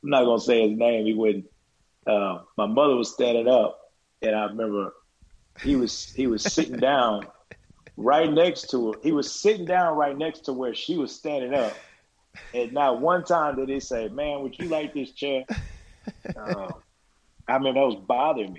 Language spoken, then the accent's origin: English; Houston, Texas, United States; moved away as an adult; also born or lived in New Orleans; growing up in Houston